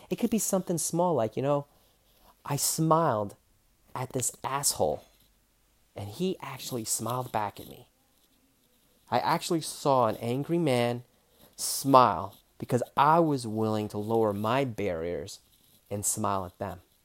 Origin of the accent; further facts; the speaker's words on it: New York, United States; I was born in New York, Queens, New York